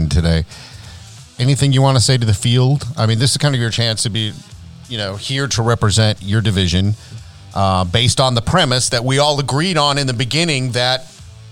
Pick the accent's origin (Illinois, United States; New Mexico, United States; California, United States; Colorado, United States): California, United States; moved away as an adult; now in Texas, United States; I was born and raised in California. Lived there most of my life